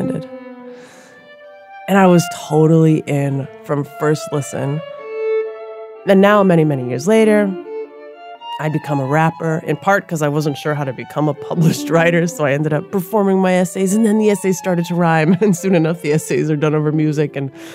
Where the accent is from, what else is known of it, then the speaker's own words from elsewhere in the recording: Minneapolis, Minnesota, United States; I grew up in South Minneapolis